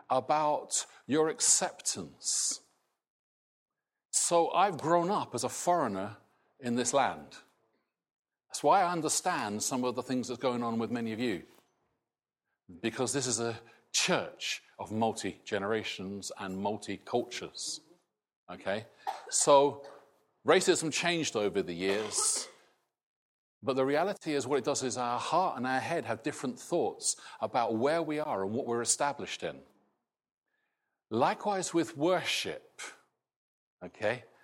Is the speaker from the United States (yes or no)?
no; Scotland, United Kingdom; now in England; I am British, not Scottish. I will never be English. {S255} {S0} but I now have a different identity, really, from what I grew up with. That, as I'm in this country and not Scotland, changes my outlook